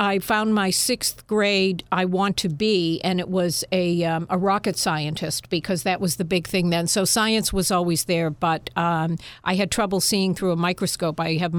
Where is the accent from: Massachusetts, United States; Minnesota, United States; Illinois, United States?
Massachusetts, United States; Natick; Natick is a suburb of Boston, about 16 miles outside of Boston. And my mother and father lived there for a number of years. They moved there from Holliston because the schools were better in Natick.